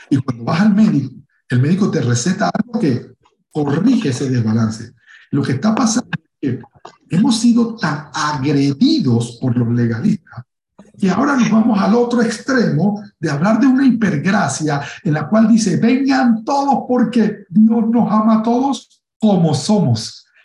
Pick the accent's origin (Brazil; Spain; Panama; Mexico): Panama; yo soy, yo soy negro, eh, en mi país, en Panamá, pues es común, soy una persona común